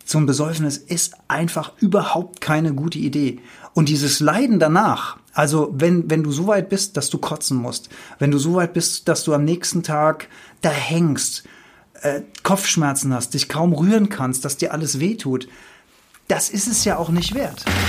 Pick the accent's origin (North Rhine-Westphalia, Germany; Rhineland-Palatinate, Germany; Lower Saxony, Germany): Rhineland-Palatinate, Germany; Rhenish Hesse; ich bin in Rheinhessen aufgewachsen.